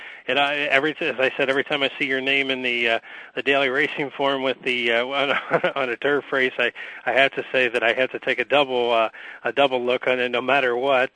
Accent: Kentucky, United States; I hail from Kentucky. I'm about 75 miles north of Keeneland.

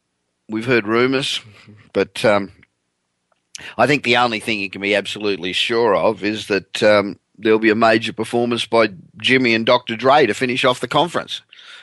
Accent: Australia; moved away as an adult; now in California, United States; I'm originally Australian. I've been living in California for 27 years, but originally Australian.

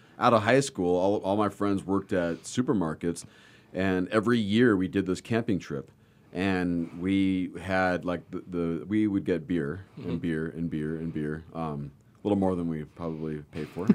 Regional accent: Southern California, United States; growing up in Southern California

